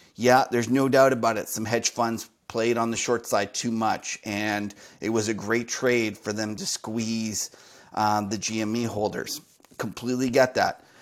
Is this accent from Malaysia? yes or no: no; Canada; Here in Canada, where I'm Canadian